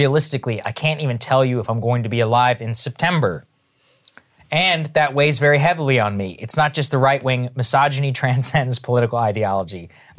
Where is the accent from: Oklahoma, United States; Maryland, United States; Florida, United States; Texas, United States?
Texas, United States; I remember I came from Texas, not at the best fashion standards, moved to the East Coast, and I had a black suit.